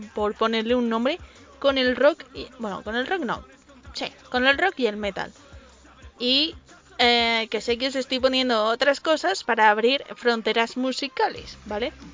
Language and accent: Spanish; Madrid, Community of Madrid, Spain; yo soy de aquí de Madrid